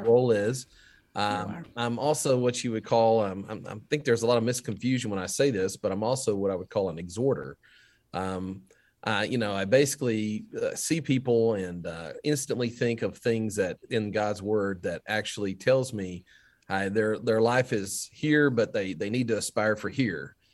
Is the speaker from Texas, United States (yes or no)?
yes; Duncanville, Texas, United States; my hometown of Duncanville